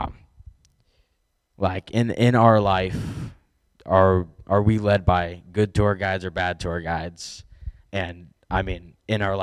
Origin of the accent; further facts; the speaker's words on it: 30 minutes from Champaign, Illinois, United States; we're 30 minutes from Champaign